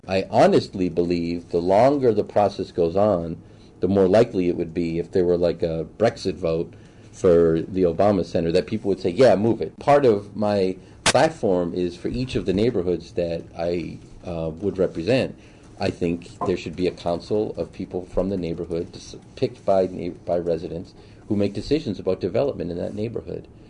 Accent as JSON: {"language": "English", "town": "Boston", "region": "Massachusetts", "country": "United States", "tie": "born or raised there", "moved": "yes", "lives_now": "Chicago, United States", "said": "Born and raised in Boston, uh, went to Suffolk University for undergrad"}